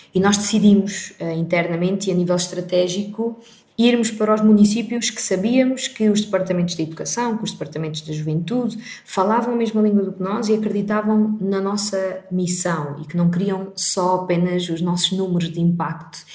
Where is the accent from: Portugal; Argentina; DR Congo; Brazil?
Portugal; Portimão, Algarve; moved away; o Algarve, e eu nasci em Portimão, não tem tantas oportunidades como uma grande cidade